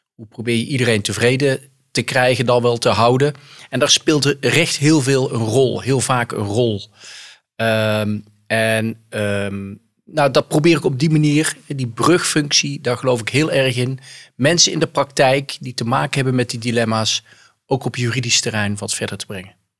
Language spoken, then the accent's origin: Dutch; North Brabant, Netherlands; accent: soft G; moved away; ik kom oorspronkelijk uit Brabant, dat hoor je aan mijn zachte G